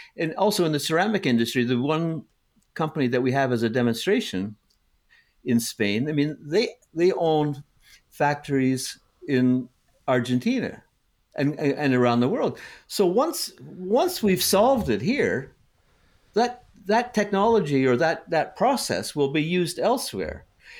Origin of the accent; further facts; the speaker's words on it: Canada; also born or lived in United States; growing up in Canada and the US, the houses kept getting bigger and bigger